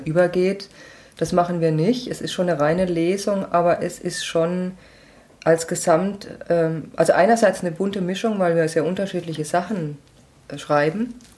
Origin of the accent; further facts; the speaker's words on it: Schweinfurt, Bavaria, Germany; moved away as an adult; also born or lived in Munich / Nuremberg; now in Würzburg, Germany; den meiste Zeit meiner Kindheit und Jugend habe ich bei und in Schweinfurt verbracht